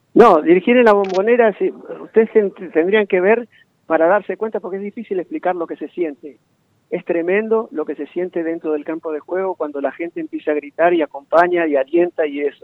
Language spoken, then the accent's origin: Spanish; Corral de Bustos, Córdoba, Argentina; yo soy de Corral de Busto